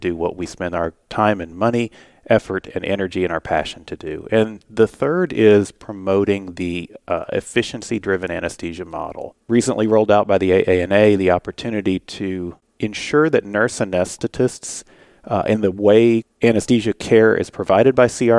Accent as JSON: {"language": "English", "town": "Fort Worth", "region": "Texas", "country": "United States", "said": "I'm from Fort Worth, Texas"}